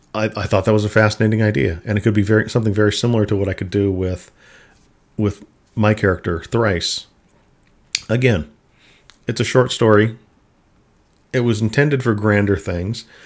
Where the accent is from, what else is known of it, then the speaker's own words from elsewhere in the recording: Minnesota, United States; I grew up in Minnesota